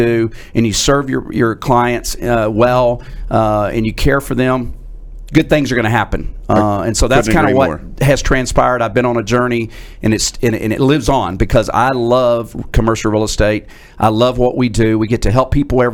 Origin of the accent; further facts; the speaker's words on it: Dallas, Texas, United States; also born or lived in Abilene, Texas / Pittsburgh, Pennsylvania; I grew up in Oak Cliff